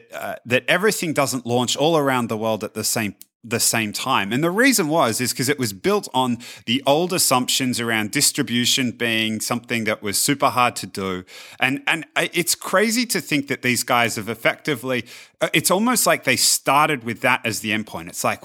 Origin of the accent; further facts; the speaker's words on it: Australia; So growing up in Australia, it used to, particularly as the internet came around, it used to frustrate me no end